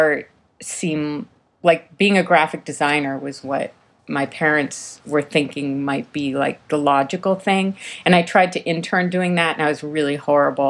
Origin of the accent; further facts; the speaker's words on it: Chelmsford, Massachusetts, United States; moved away as an adult; also born or lived in Burlington, Vermont; now in Brooklyn, United States; grew up in Massachusetts, north of Boston, in a small town called Chelmsford.